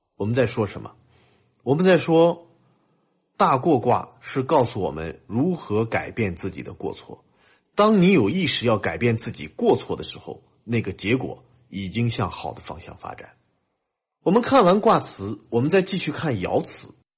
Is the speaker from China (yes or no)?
yes; China; 我们中国人的文化根基